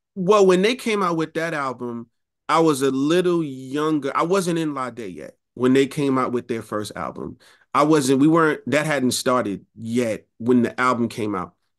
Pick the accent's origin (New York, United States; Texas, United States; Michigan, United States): New York, United States; New York City; also born or lived in Rochester, New York; I was raised in Queens